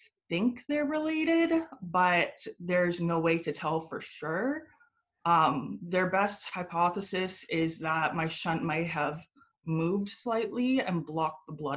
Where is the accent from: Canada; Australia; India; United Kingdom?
Canada; Guelph, Ontario; also born or lived in Buffalo, New York, United States; now in Toronto, Canada; I was born in Buffalo, but I moved to Canada, specifically Guelph, around three and a half, four.